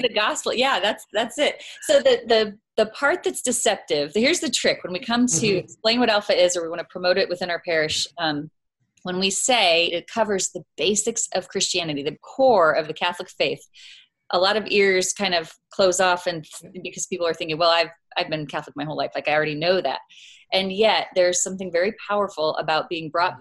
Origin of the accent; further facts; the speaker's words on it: Crete, Nebraska, United States; now in Omaha, United States; I grew up in the Lincoln Diocese, small town, Crete.